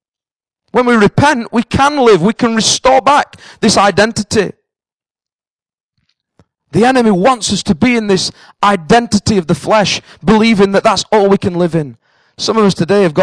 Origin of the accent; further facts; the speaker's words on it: the north of England, United Kingdom; accent: northern; now in Cambridge, United Kingdom; I'm a northerner.